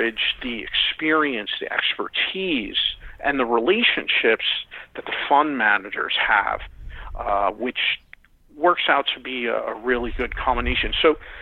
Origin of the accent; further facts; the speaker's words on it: Philadelphia, Pennsylvania, United States; I'm from Philadelphia